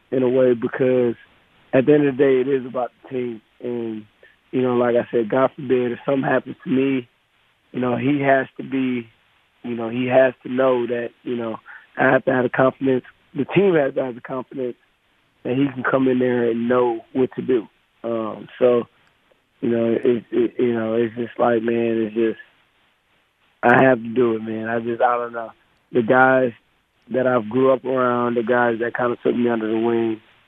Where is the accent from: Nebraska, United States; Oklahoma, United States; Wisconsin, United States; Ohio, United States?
Wisconsin, United States; I'm from Wisconsin